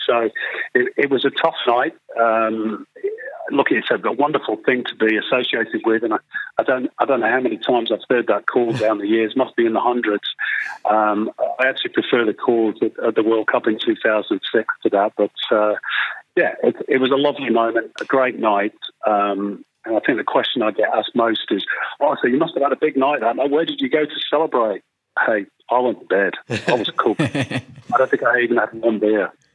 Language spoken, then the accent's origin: English; England, United Kingdom; now in Australia; I come from England